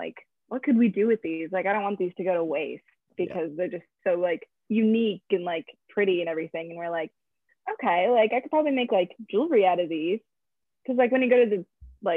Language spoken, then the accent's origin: English; Clear Lake, Iowa, United States; moved away as an adult; also born or lived in Georgia; now in Florida, United States; I grew up in Clear Lake, Iowa with Ryan.